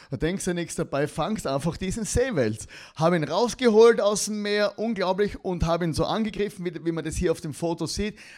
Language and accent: German; Austria; weil ich eigentlich in Deutschland und in der Schweiz zum Glauben gekommen bin als Österreicher und dann hier dann zurück